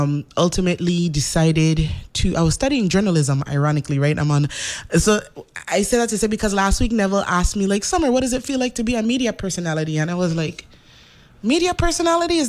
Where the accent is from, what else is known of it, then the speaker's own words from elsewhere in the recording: St. Croix, U.S. Virgin Islands; also born or lived in St. Thomas, U.S. Virgin Islands; I was born in St. Thomas. I lived in St. Thomas till I was four, and then I moved to St. Croix, where I had the bulk of my education